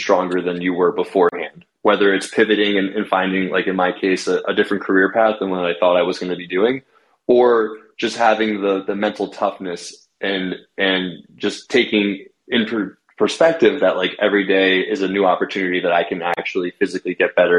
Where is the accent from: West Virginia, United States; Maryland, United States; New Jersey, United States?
New Jersey, United States; also born or lived in Manhattan; now in New York City, United States; I'm from New Jersey originally